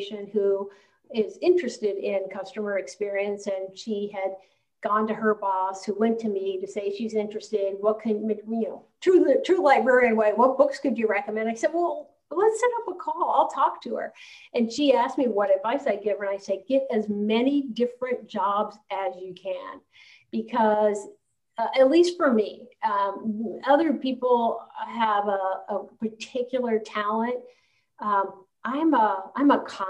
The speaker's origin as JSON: {"language": "English", "town": "Columbus", "region": "Ohio", "country": "United States", "moved": "as an adult", "said": "I'm originally from Columbus, Ohio"}